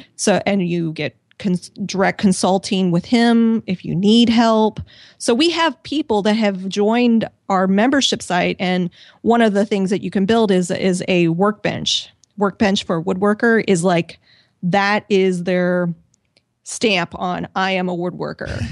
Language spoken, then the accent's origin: English; Missouri, United States; moved away as an adult; also born or lived in Washington, D.C. / San Diego; I'm originally from Missouri. I moved to Washington, D C for a job